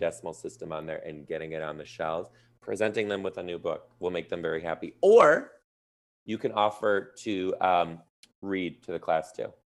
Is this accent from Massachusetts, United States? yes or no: no; Detroit, Michigan, United States; now in Seattle, United States; I'm from Detroit